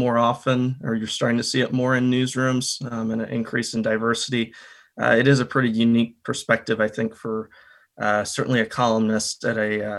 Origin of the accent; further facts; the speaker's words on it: Kansas City, Missouri, United States; also born or lived in Minneapolis; You know, originally, I'm from Kansas City. Most of the core of my family is from the Midwest originally.